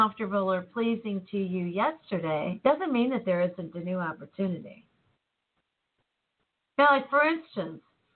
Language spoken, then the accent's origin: English; United States; I'm an American